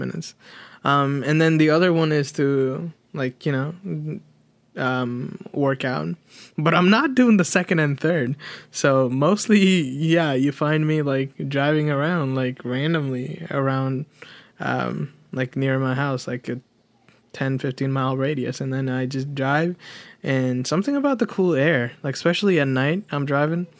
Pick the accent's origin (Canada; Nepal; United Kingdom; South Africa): Nepal; now in United States; we're both from Nepal, right? We're both, we both came to America as a refugee, as a Nepalese refugee